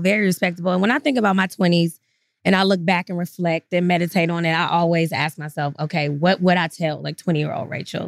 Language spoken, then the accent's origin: English; Atlanta, Georgia, United States; moved away as an adult; now in Brooklyn, United States; I grew up in Atlanta